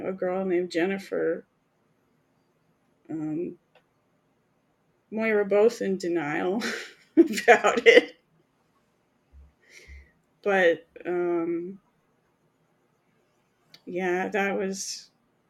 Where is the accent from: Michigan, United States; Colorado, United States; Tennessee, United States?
Colorado, United States; moved away; also born or lived in Texas; I grew up in Colorado before legalization, so it wasn't liberal.